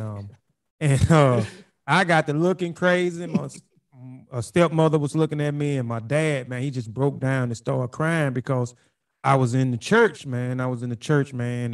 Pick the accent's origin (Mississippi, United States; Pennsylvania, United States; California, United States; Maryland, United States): Mississippi, United States; Brookhaven; moved back to Brookhaven a few years ago. That's my hometown.